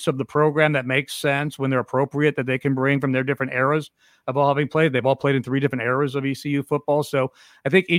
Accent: Cleveland, Ohio, United States; moved away; I grew up in Cleveland

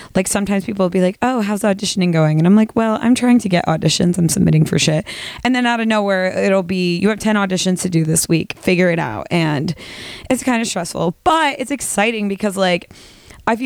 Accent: Midwest, United States; I'm from the Midwest

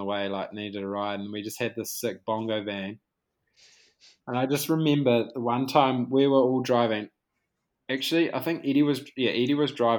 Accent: Whanganui, Manawatū-Whanganui, New Zealand; we grew up racing in Whanganui

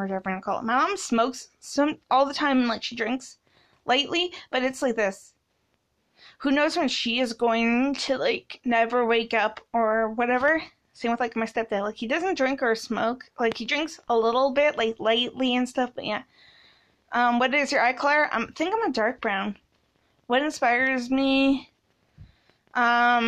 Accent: Canada; I was born in Canada

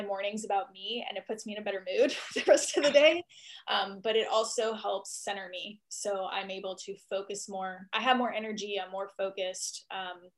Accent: Washington, District of Columbia, United States; moved away as an adult; also born or lived in Austin, Texas / Seattle; now in Wylie, United States; I'm actually from East Coast, Washington, D.C. area.

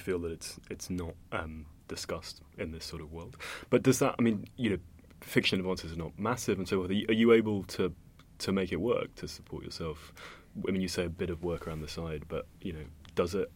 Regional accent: Cambridge, East of England, United Kingdom; I grew up in Cambridge

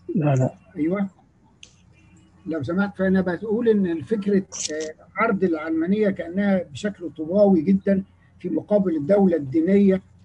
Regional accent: Egypt; انا من مصر

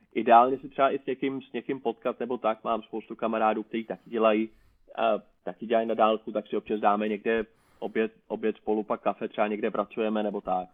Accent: Prague, Czechia; jsem z Prahy

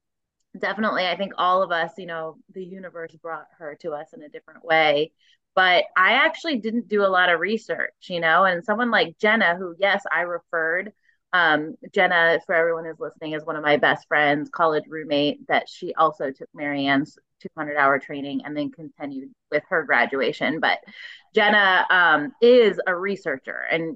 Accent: Florida, United States; I mean, I grew up in Florida.

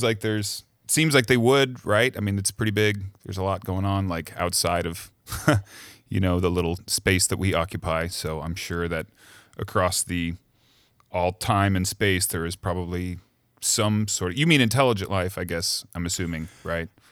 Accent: Missouri, United States; moved away as an adult; also born or lived in Cleveland / New York / Chicago; now in Los Angeles, United States; raised in Missouri

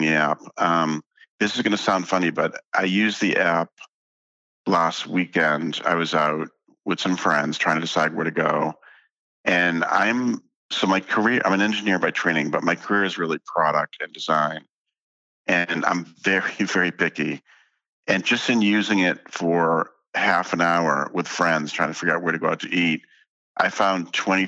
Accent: Boston, Massachusetts, United States; I grew up in Boston.

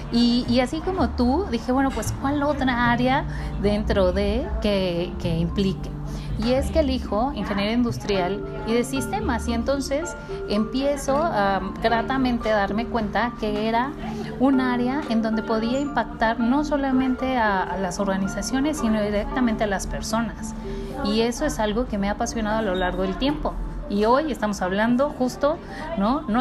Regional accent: Mexico; como eh, mexicanos.

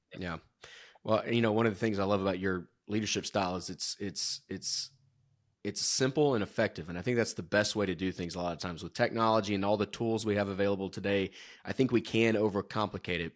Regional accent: Georgia, United States; moved away; I'm from Georgia originally

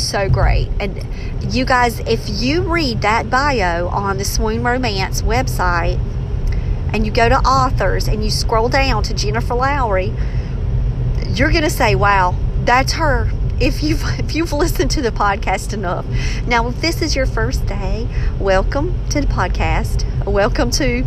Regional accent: Maxton, North Carolina, United States; accent: country slang unique to Maxton, North Carolina; my accent, holding on to that country slang that is unique to Maxton, North Carolina

